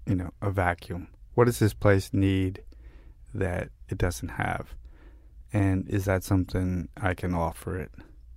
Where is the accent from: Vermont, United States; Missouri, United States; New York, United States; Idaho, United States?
New York, United States; Brooklyn; For all my, bullshit bravado and, whatever about growing up in Brooklyn, I grew up with a group of guys who, were classic sort of Brooklyn.